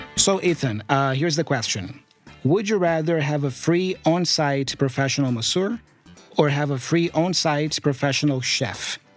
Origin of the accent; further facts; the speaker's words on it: Brazil; English is a second language; I come from Brazil